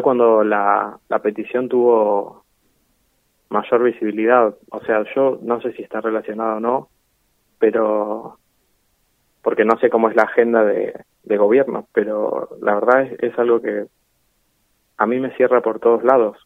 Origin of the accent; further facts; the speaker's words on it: Necochea, Buenos Aires Province, Argentina; soy de Neco desde siempre, no nací acá, pero vivo acá y es la ciudad que amo.